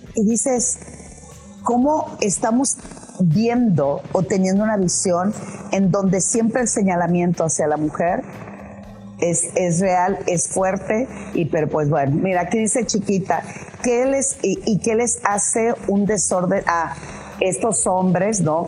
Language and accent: Spanish; Culiacán, Sinaloa, Mexico; moved away as an adult; also born or lived in Puebla; cuando yo salí de Culiacán para irme a estudiar una maestría a Puebla